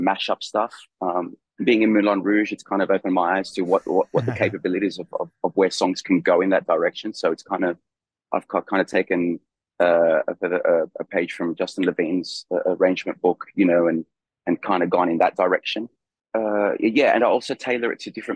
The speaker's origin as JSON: {"language": "English", "country": "Australia", "tie": "born or raised there", "also_born_or_lived": "Chile / London, United Kingdom", "moved": "yes", "lives_now": "France", "said": "I was born in Chile, I grew up in Australia, I lived in London for a long time, and now I live in France"}